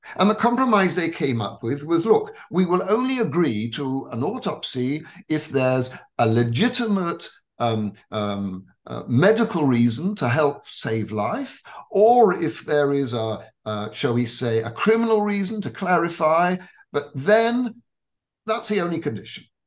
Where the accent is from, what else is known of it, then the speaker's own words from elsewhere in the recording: England, United Kingdom; I was born in England of um, Ashkenazi parents who were also born in England